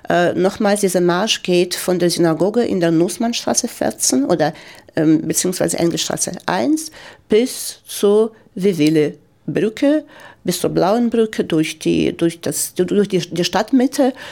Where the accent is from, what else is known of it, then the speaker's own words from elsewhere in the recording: Donetsk, Donetsk Oblast, Ukraine; German is a second language; moved away as an adult; now in Freiburg, Germany; meiner Heimatstadt, wo ich dann äh, ähm, ausgewandert bin, in Donetsk, äh, in der Ukraine.